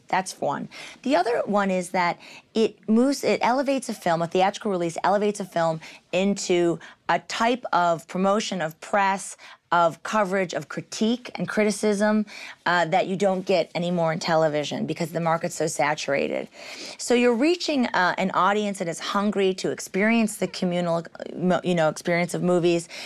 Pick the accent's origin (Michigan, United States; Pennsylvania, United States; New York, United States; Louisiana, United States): Michigan, United States; I'm from Michigan